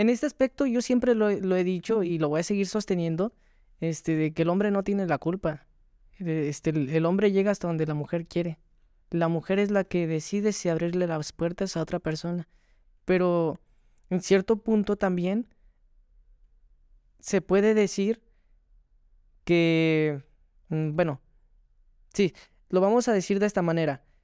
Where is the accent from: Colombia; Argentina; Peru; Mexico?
Mexico; Mexico City; now in Nayarit, Mexico; Así es, de la delegación Miguel Hidalgo.